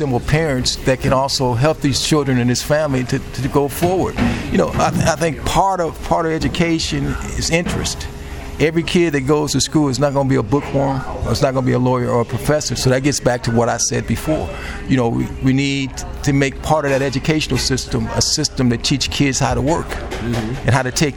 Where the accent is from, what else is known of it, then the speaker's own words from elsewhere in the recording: Chicago, Illinois, United States; I was raised in public housing. I grew up in Archer Courts